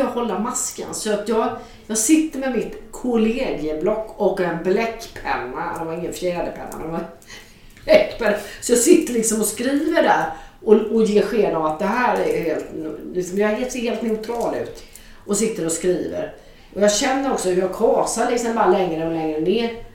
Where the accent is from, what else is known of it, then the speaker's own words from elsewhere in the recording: Jönköping, Jönköping County, Sweden; min hemstad Jönköping